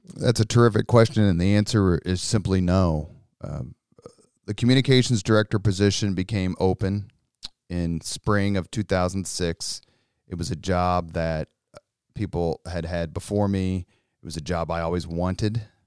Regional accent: Indianapolis, Indiana, United States; I grew up on the East Side, went to four I P S schools, uh, lived in Irvington, graduated from Howell, nineteen eighty-six

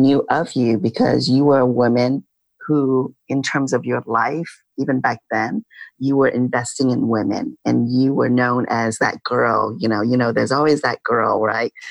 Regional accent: Midwest, United States; So I grew up in the Midwest, but my family came to the States when I was little. So I'm a Midwestern girl.

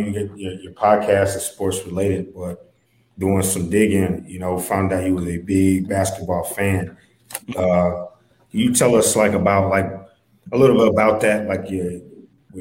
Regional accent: Ohio, United States; now in Texas, United States; I grew up in Ohio

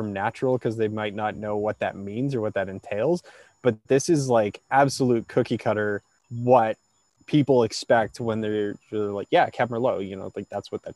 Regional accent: Alberta, Canada; growing up in Alberta

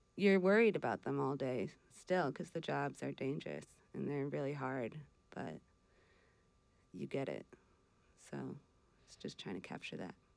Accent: Wisconsin, United States; moved away as an adult; also born or lived in Vermont; now in Northeast Kingdom, Vermont, United States; I'm from Wisconsin, but I grew up coming out to Vermont because my mom's extended family lives out here.

